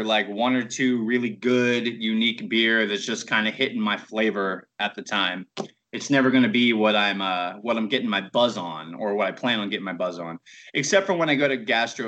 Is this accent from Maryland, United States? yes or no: yes; Baltimore, Maryland, United States; moved away; I'm from Baltimore